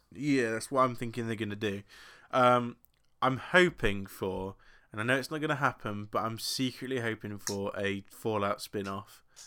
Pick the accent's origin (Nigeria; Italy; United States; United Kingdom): United Kingdom; England; I'm English